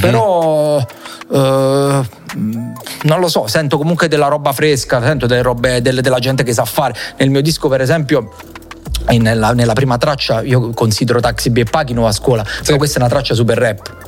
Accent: Salerno, Campania, Italy; sono di Salerno come me

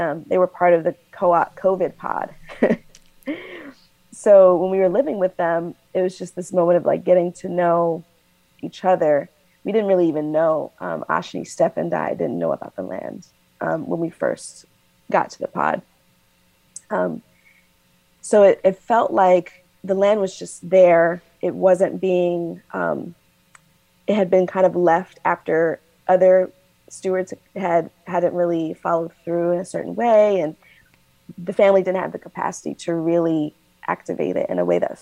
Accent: Nashville, Tennessee, United States; moved away; also born or lived in Maryland / Washington, District of Columbia, United States / Brooklyn, New York; I'm from Nashville originally. I lived in Maryland area, DC. I was in Brooklyn for at least 17 years

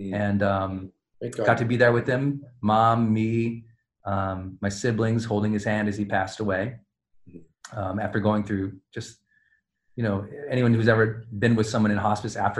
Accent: Montana, United States; growing up in Montana

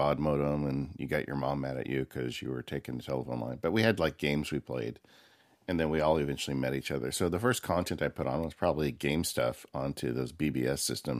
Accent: California, United States; I grew up in the Inland Empire. It was before, it wasn't called the Inland Empire, but it was like kind of the San Bernardino County area of Southern California.

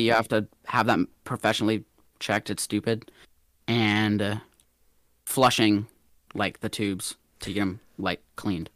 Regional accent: Atlanta, Georgia, United States; I'm from Atlanta, Georgia, born and raised

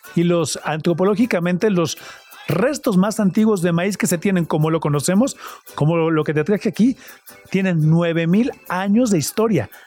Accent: Cuautla, Morelos, Mexico; nací en Cuautla, Morelos

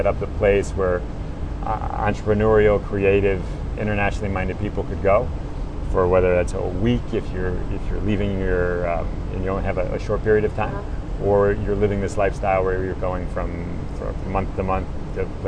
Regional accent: Connecticut, United States; moved away as an adult; also born or lived in New York / Bali; now in Singapore; I'm originally from Connecticut

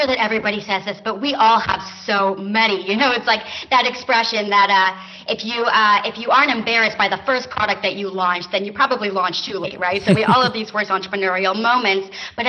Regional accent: California, United States; now in Tel Aviv, Israel; I'm originally from the San Francisco Bay Area, but when I graduated from college, I actually took a digital nomad route and moved to Tel Aviv, Israel, and started my business from there.

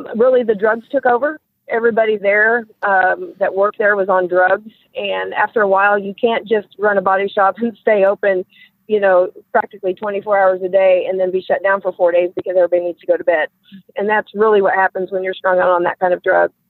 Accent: Platte City, Missouri, United States; I grew up in Platte City, Missouri, which is a little farm town just north of Kansas City, Missouri

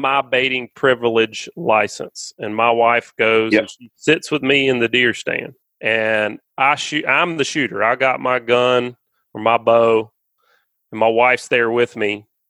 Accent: Alabama, United States; also born or lived in Florida; I grew up hunting in Alabama. I still hunt in Alabama every year.

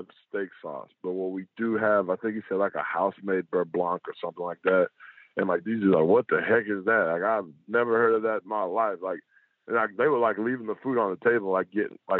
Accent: United States; my hometown, Shelby County

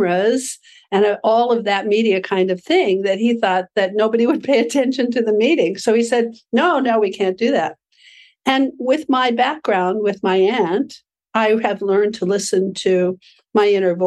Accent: Aspen, Colorado, United States; my hometown of Aspen, Colorado

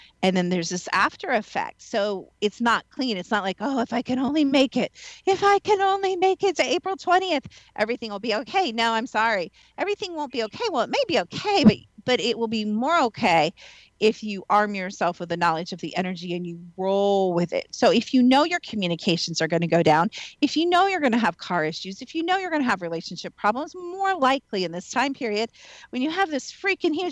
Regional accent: Midwest, United States; moved away; also born or lived in the South, United States; I'm also from the Midwest

